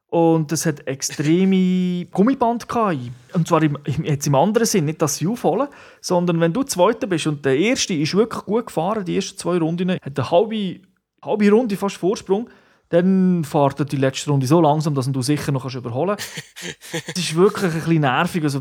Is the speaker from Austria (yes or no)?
no; Switzerland; Bei uns in der Schweiz noch nicht, aber immerhin im Ausland.